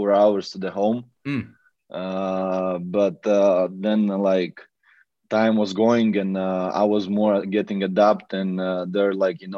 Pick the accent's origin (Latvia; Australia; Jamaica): Latvia; English is a second language; also born or lived in Riga; I was in Latvia in my hometown in my room